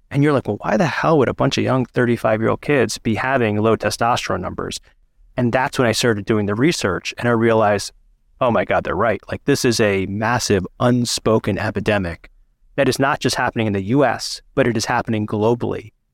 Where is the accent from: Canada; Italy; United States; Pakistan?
Pakistan; I'm a Pakistani man